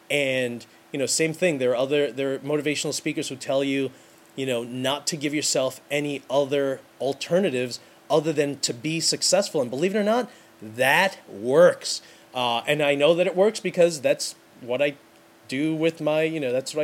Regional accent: New York City, New York, United States; I'm from New York City.

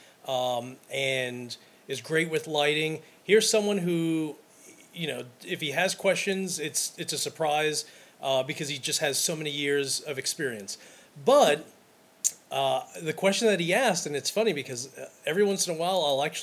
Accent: Brooklyn, New York, United States; I'm from Brooklyn

